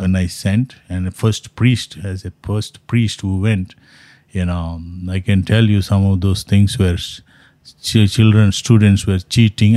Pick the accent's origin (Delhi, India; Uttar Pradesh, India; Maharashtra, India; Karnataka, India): Karnataka, India; Mangalore; first language Konkani; English is a second language; moved away as an adult; also born or lived in Jamshedpur, India; now in Fort Wayne, United States; grew up, uh, in my hometown, uh, is Mangalore. Uh, I spoke as a, you know, Christians spoke a Konkani language